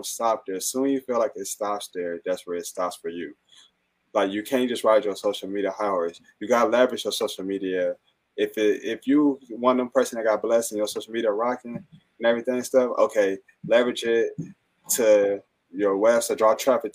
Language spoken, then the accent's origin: English; Fenkell and Wyoming, Michigan, United States; me being Black, I grew up on Finkel and Wynwood